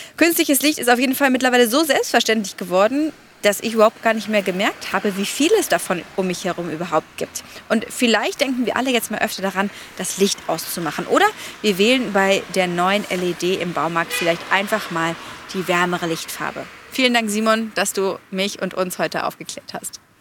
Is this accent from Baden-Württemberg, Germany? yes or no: no; Bavaria, Germany; bei uns in Bayern